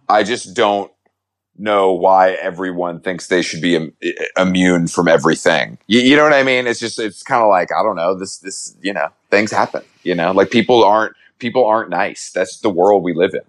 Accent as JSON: {"language": "English", "area": "the South", "region": "Georgia", "country": "United States", "said": "I'm from the South"}